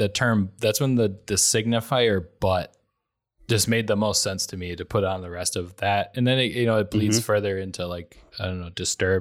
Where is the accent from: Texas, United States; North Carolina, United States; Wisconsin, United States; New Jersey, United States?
Wisconsin, United States; accent: Wisconsin; I lose some of my Wisconsin accent and I don't curse.